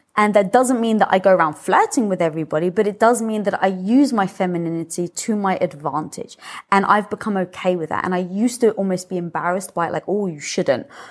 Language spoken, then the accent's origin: English; United Kingdom; moved away; being British